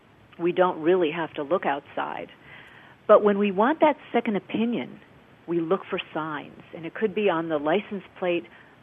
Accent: Midwest, United States; moved away as an adult; I came from the Midwest, came to Los Angeles to pursue a theatrical career

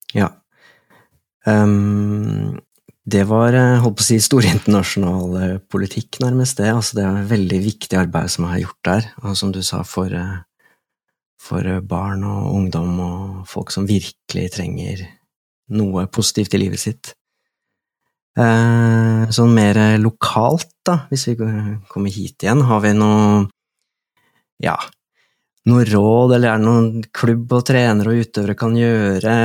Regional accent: Drammen, Buskerud, Norway; jeg er fra Drammen

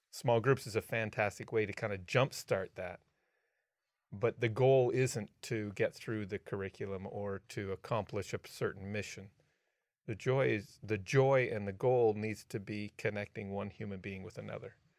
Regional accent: Canada; I'm a Canadian

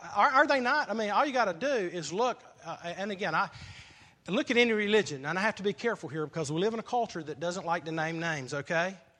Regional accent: South Carolina, United States; I grew up in South Carolina

